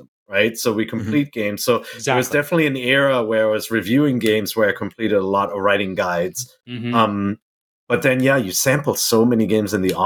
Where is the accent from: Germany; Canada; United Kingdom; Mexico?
Germany; moved away; I grew up in Germany